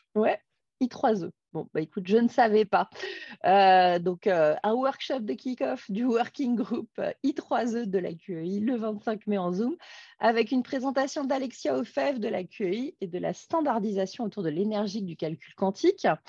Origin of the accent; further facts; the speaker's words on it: Grenoble, Auvergne-Rhône-Alpes, France; chez nous à Grenoble